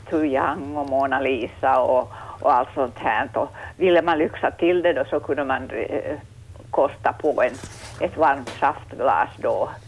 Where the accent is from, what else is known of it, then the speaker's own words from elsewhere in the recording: Vaasa, Ostrobothnia, Finland; Jag är Vasabo